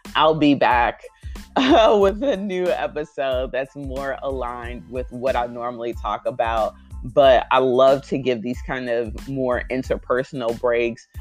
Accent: United States; I'm always grateful to be an American, to grow up in this country

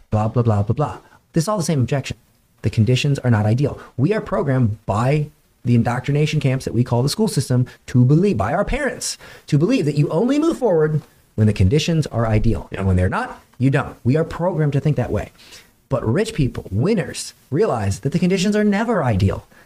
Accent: Florida, United States; Dude, I'm from Florida.

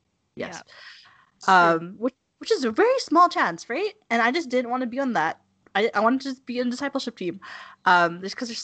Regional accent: Calgary, Alberta, Canada; I'm from Calgary

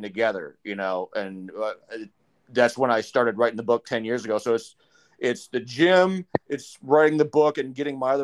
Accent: Wisconsin, United States; I'm originally from Wisconsin

